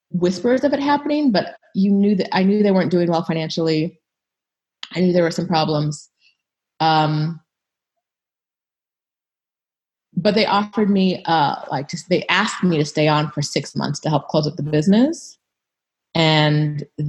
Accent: California, United States; moved away as an adult; also born or lived in England / Jamaica / Ohio; I grew up in California

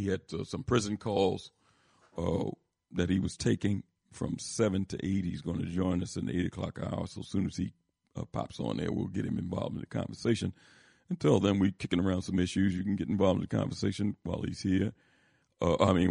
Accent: Philadelphia, Pennsylvania, United States; my old area where I grew up in Philadelphia

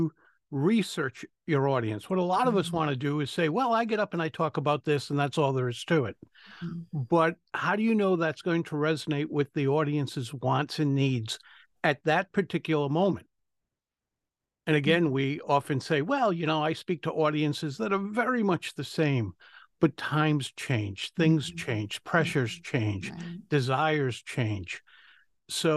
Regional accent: Rhode Island, United States; accent: Rhode Island; I'm from Rhode Island

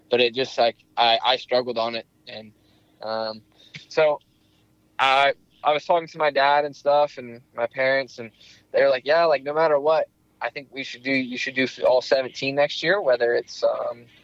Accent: Indiana, United States; also born or lived in Iowa; I was actually I was born

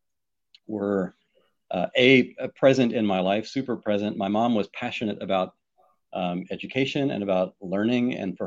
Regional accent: Pike Road, Alabama, United States; now in Houston, United States; I grew up in a rural, very rural part of Alabama outside of Montgomery, my hometown, Pike Road, Alabama

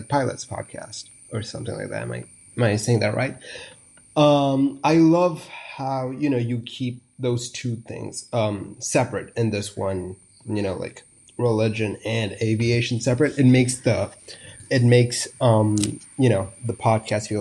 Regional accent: India; I'm from India

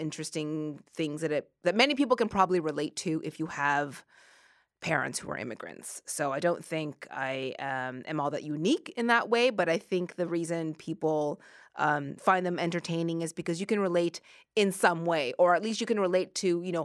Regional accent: Nova Scotia, Canada; moved away; also born or lived in Manitoba; I grew up in Nova Scotia

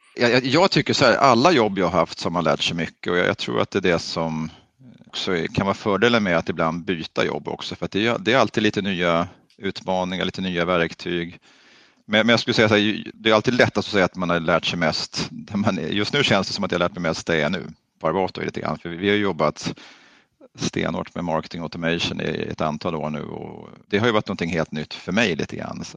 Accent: Stockholm, Stockholm County, Sweden; also born or lived in Östergötland; Vi är faktiskt födda i Östergötland och så där, men jag är uppvuxen i Stockholm

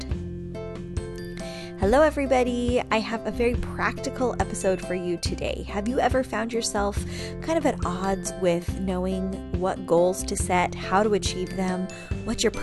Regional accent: California, United States; moved away; also born or lived in Ann Arbor, Michigan; I'm a California girl

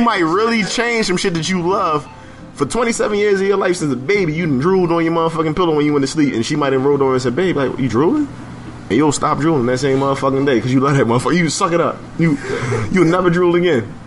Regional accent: Philadelphia, Pennsylvania, United States; growing up in Philadelphia.

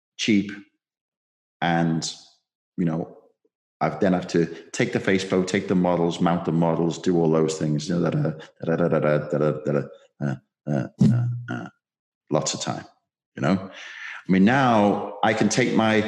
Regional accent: Liverpool, North West England, United Kingdom; I'm a Scouser

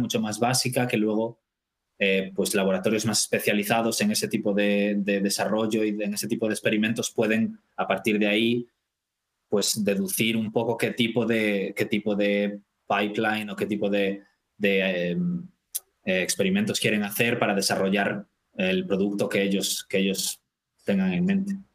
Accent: Vigo, Galicia, Spain; moved away as an adult; also born or lived in Dublin, Ireland; now in Stockholm, Sweden; soy de Vigo

